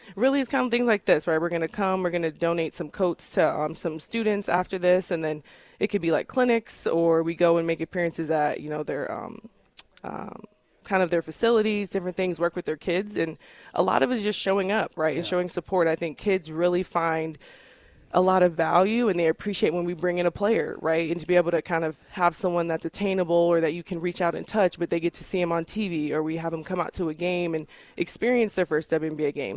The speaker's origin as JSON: {"language": "English", "town": "Bolingbrook", "region": "Illinois", "country": "United States", "tie": "born or raised there", "moved": "as an adult", "lives_now": "Connecticut, United States", "said": "I grew up in um, Bolingbrook, Illinois. It's a suburb of Chicago."}